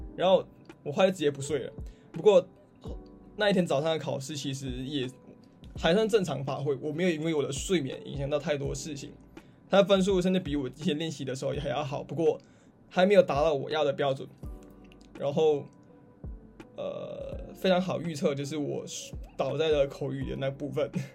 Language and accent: Chinese; Malaysia; moved away as an adult; now in Australia; 对于马来西亚人哦，尤其对于我，就是无论我说什么语言，我音调都没有什么起伏，可能发音也不是很标准